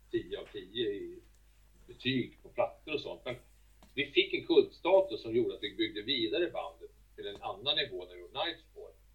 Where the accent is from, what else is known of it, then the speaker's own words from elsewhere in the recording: Sweden; det har tagit många år innan de accepterat oss här hemma i Sverige, det kan jag säga.